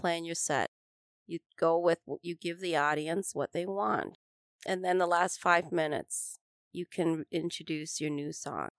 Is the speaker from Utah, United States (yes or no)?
no; Minnesota, United States; moved away; also born or lived in Vietnam; I grew up in Minnesota